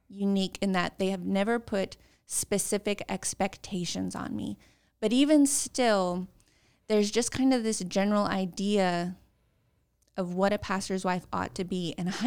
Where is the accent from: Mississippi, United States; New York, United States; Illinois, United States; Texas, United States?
Texas, United States; also born or lived in California / Arizona / Arkansas / New Jersey; I was born in Texas. I I moved around a lot